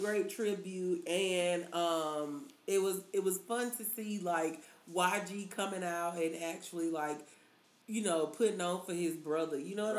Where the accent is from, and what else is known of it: Alabama, United States; born or raised there